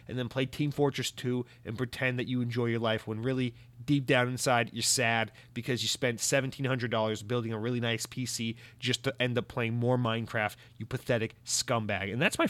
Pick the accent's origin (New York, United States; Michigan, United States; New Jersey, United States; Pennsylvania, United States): New Jersey, United States; Because I am from New Jersey, and I do plan on threatening these people.